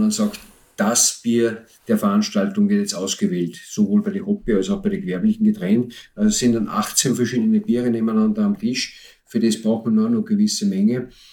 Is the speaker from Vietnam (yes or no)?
no; Austria; bei uns in Österreich